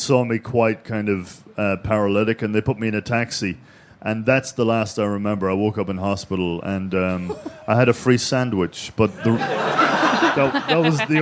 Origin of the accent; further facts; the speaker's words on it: Ireland; I'm fucking Irish